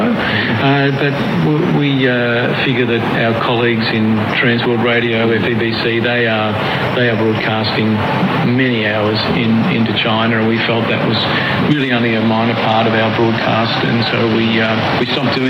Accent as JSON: {"language": "English", "town": "Melbourne", "region": "Victoria", "country": "Australia", "tie": "born or raised there", "said": "I'm from Melbourne, born and bred in Melbourne"}